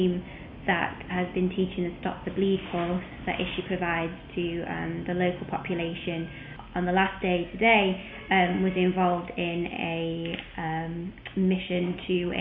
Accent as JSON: {"language": "English", "town": "Sheffield", "region": "Yorkshire and the Humber", "country": "United Kingdom", "said": "I'm from Sheffield in England"}